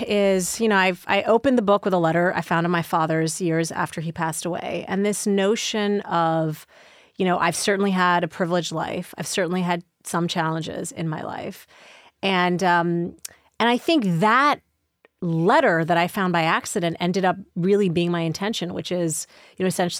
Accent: Midwest, United States; born there; whether it was also I was born in the Midwest, whether it was also I wanted to be a journalist

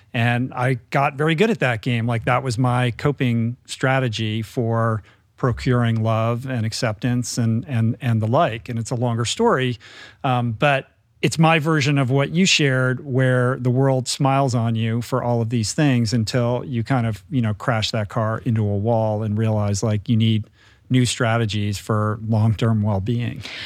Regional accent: Bethesda, Maryland, United States; moved away as an adult; I grew up in Bethesda

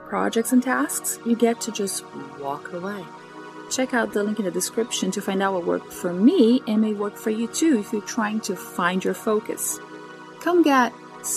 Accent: Brazil; moved away; I am from Brazil

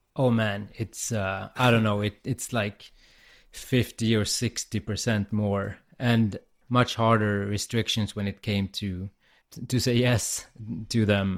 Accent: Umeå, Västerbotten County, Sweden; I'm in my hometown, Umeå, in the north of Sweden.

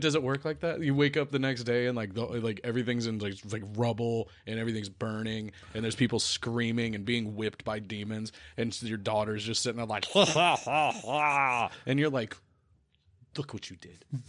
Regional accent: the South, United States; I'm from the South

